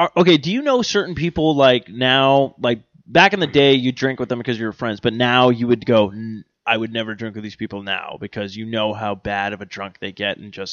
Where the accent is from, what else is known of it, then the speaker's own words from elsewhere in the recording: Ireland; I like Jaeger, actually. I'm Irish. I drink anything.